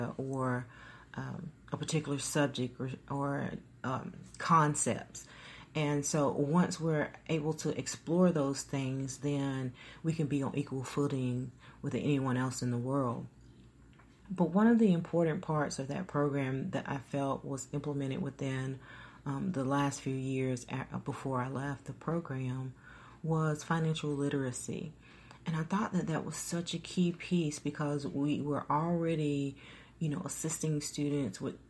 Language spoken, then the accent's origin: English; Troy, Alabama, United States; I'm from the Troy, Alabama area